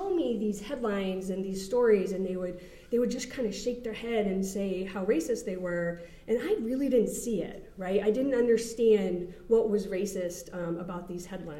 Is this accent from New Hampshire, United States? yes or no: yes; New Hampshire, United States; I grew up in New Hampshire, which is a very non-diverse state